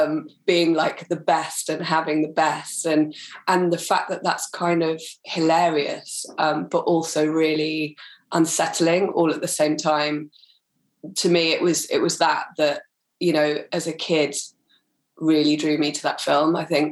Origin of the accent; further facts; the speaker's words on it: Wales, United Kingdom; like in Wales as a kid growing up.